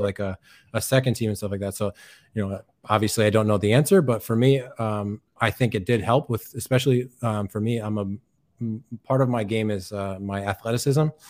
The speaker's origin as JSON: {"language": "English", "town": "Chicopee", "region": "Massachusetts", "country": "United States", "moved": "as an adult", "lives_now": "Rostock, Germany", "said": "I'm from Chicopee, Massachusetts, uh, in the U S."}